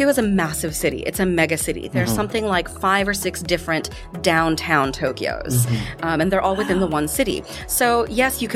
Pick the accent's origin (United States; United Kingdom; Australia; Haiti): Australia; traveling from Australia